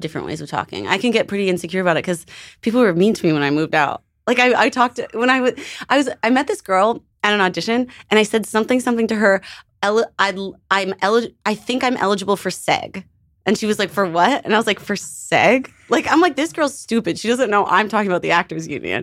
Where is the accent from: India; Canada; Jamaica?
Canada; moved away; I'm from Canada